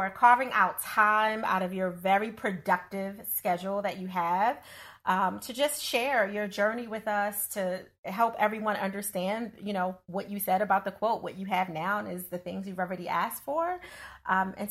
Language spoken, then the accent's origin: English; Philadelphia, Pennsylvania, United States; I'm not a New Yorker by background. I'm born and raised in Philadelphia